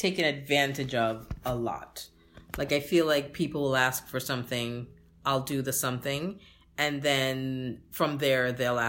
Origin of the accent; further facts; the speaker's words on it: Jamaica; moved away; I'm Jamaican